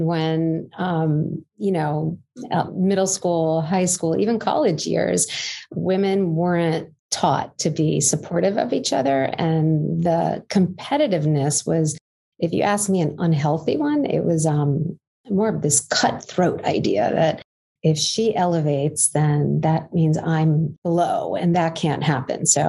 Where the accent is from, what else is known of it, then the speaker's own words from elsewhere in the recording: New York City, New York, United States; I grew up in Canarsie, Brooklyn